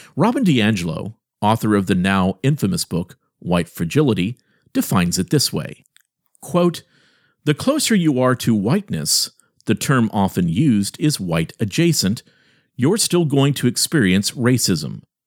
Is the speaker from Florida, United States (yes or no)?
yes; Miami, Florida, United States; I grew up in Miami being a kid who was, at many times, one of the only kids that had very light skin